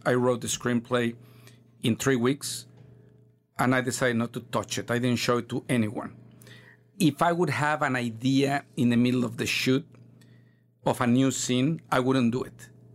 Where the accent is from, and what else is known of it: Mexico; English is a second language